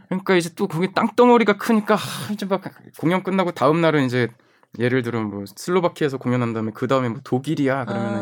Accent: South Korea; 저희 한국에서 왔다니까

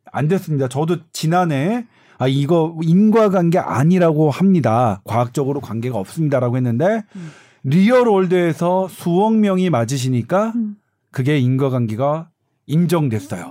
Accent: Seoul, South Korea; 저는 뭐냐면 서울이라고 좀 여기 뭐 저 강북이거든요. 서울에

